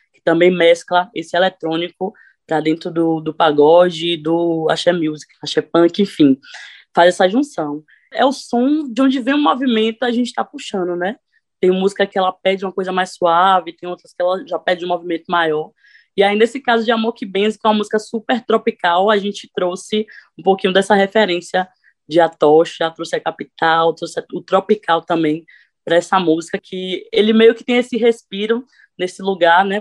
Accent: Sapeaçu, Bahia, Brazil; now in Cachoeira, Brazil; Sapeaçu, que foi o lugar que eu vim, é um interior que a cidade toda praticamente é católica

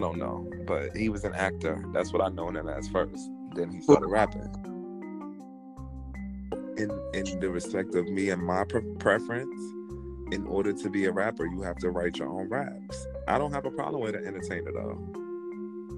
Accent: New York, United States; I'm from New York

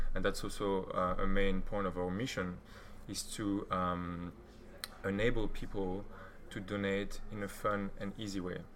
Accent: Belgium; now in Berlin, Germany; I'm from Belgium

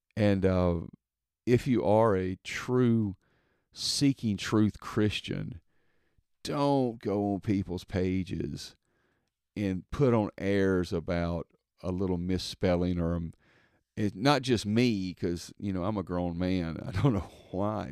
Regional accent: Mississippi, United States; I'm from Mississippi, so I put, people say Walmarts

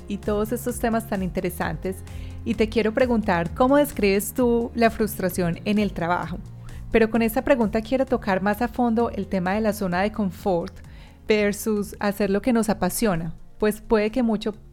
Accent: Antioquia, Colombia; accent: Paisa; Obviamente cuando voy a Colombia mi familia me dice que ya pues mi acento paisa también se evaporó. Entonces tengo como un acento híbrido

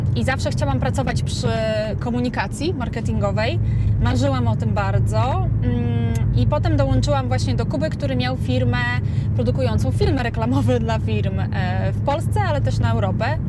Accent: Suwałki, Podlaskie Voivodeship, Poland; moved away as an adult; also born or lived in Warsaw, Poland; now in Las Vegas, United States; urodziłam się i wychowałam w Suwałkach

